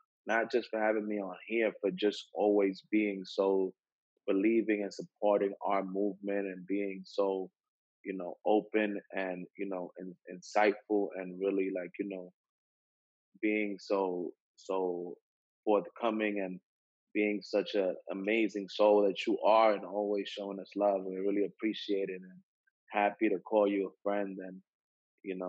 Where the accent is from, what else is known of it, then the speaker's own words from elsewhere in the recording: New York City, New York, United States; I'm a kid from Hamilton Heights that grew up in the bottom of the economic, you know, rung